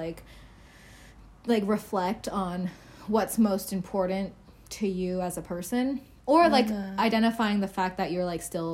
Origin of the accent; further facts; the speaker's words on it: Oregon, United States; growing up in Oregon